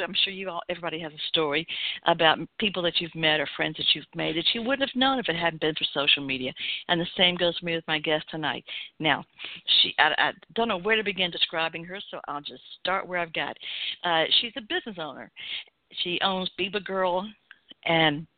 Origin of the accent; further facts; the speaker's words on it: Atlanta, Georgia, United States; Growing up in the South in Atlanta